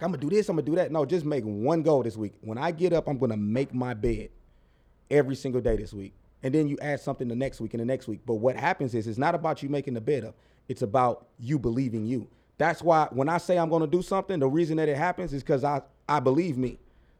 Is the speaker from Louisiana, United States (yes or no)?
no; St. Louis, Missouri, United States; I'm like, whoa, we're from St. Louis. You open the door for me? What you want?